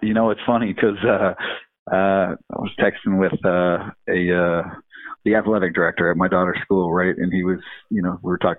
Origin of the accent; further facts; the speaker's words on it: Detroit, Michigan, United States; growing up in Detroit